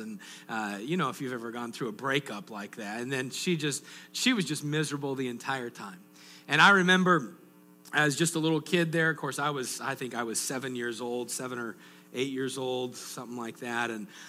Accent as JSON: {"language": "English", "region": "Colorado", "country": "United States", "tie": "born or raised there", "moved": "yes", "said": "growing up in Colorado, we actually went to Chinese food on Christmas Day."}